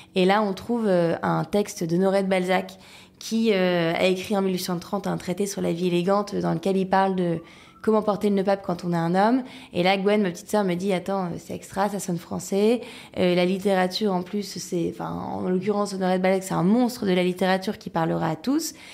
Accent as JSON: {"language": "French", "town": "Lille", "region": "Hauts-de-France", "country": "France", "tie": "born or raised there", "said": "je suis lilloise d'origine, donc je viens du Nord. Euh, j'ai grandi dans un environnement hyper serein"}